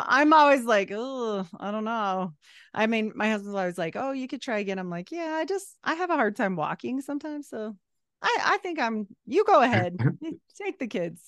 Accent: Utah, United States; also born or lived in Idaho; We moved away from Idaho and back to Utah

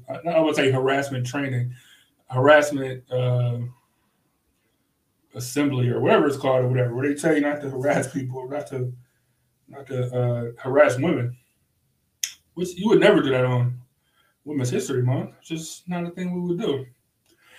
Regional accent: Cleveland, Ohio, United States; accent: Cleveland; because of my Cleveland accent

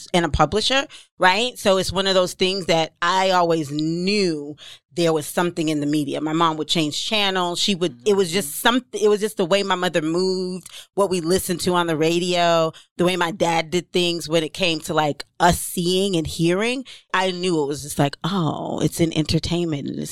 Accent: Ghana; moved away; also born or lived in Jamaica; I'm Jamaican born, Ghana raised, and my mother is a Black Southern woman

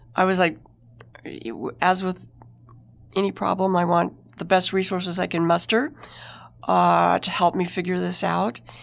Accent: White Mountains, Apache Reservation, Arizona, United States; I grew up in the White Mountains on the Apache Reservation where alcohol wasn't legal, and then we moved to a Mormon community and nobody drank.

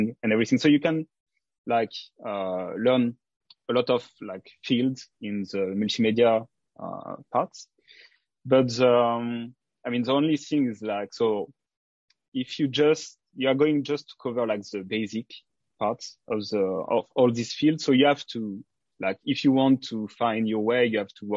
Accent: south of France, France; accent: French; English is a second language; moved away as an adult; also born or lived in Africa / Martinique / Paris, France; now in Osaka, Japan; I moved to France from 6 years old, and I spent most of my time in the south of France in a very small village.

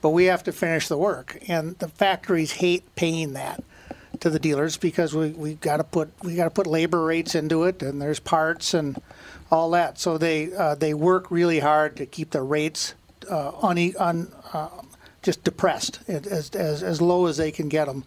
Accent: St. Paul, Minnesota, United States; I was born in St. Paul

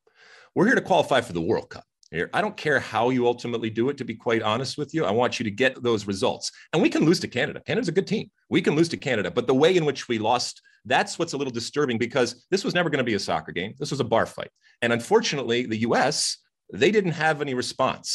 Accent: United States; as an American

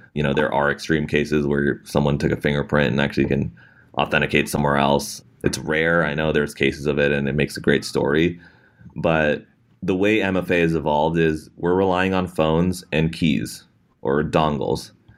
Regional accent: Bay Area, California, United States; being situated in the Bay Area, growing up in the Bay Area

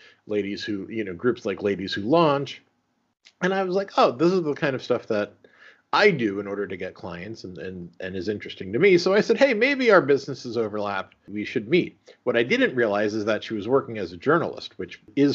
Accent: Langhorne, Pennsylvania, United States; moved away as an adult; also born or lived in Cleveland, Ohio / Camden, New Jersey; now in Peekskill, United States; I grew up in Bucks County, Pennsylvania. Gotcha. A town is called Langhorne

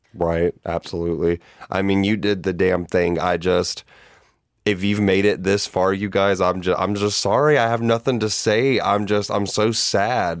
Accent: Georgia, United States; I grew up gay in the South, in Hay Bale and Cowfield, Georgia

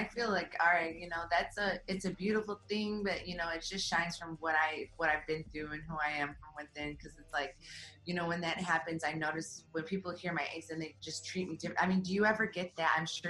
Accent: Midwest, United States; you come from the East Coast, I come from the Midwest.

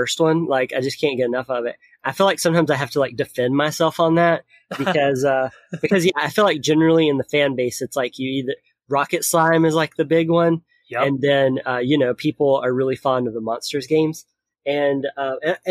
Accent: Tennessee, United States; moved away; I'm originally from Tennessee, so I'm going back home

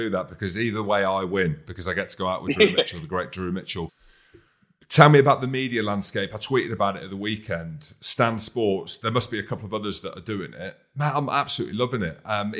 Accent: Scotland, United Kingdom; I'm Scottish.

